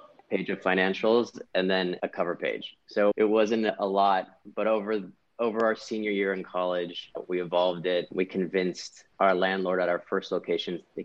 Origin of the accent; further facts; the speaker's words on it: Pasadena, California, United States; moved away as an adult; also born or lived in Washington, D.C.; I'm born and raised in Los Angeles, California. I grew up in Pasadena.